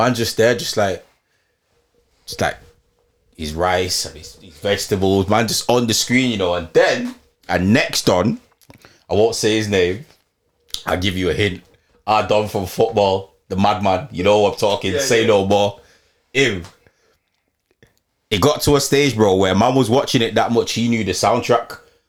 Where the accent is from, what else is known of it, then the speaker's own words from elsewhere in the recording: Leeds, Yorkshire and the Humber, United Kingdom; because remember I came from Leeds to Chester for uni